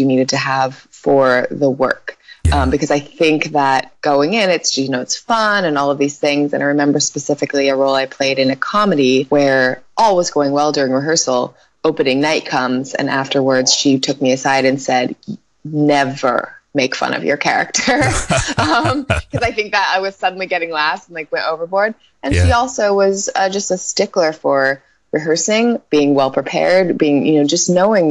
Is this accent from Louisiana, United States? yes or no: no; Northern California, United States; I was born in Northern California in a very small town